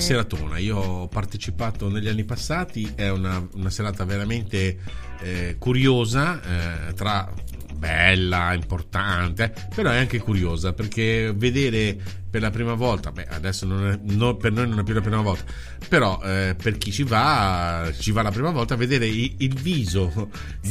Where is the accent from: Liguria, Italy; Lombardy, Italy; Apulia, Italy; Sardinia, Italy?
Liguria, Italy; accent: Ligurian; in Liguria eh, il nostro dialetto, la nostra parlantina, che è riconoscibile in tutto il mondo